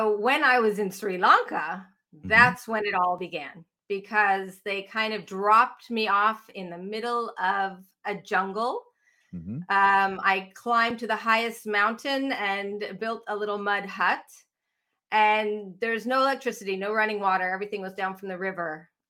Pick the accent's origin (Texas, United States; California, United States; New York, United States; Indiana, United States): California, United States; San Diego; when I grew up in San Diego, there was always like, you know, it's perfect there.